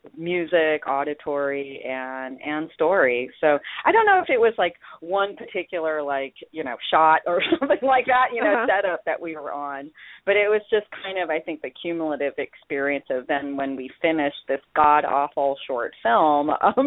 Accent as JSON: {"language": "English", "town": "Memphis", "region": "Tennessee", "country": "United States", "tie": "born or raised there", "also_born_or_lived": "Iowa", "said": "because I grew up also in Iowa and in Memphis, Tennessee. I grew up in a lot of different geographical zones in the U.S."}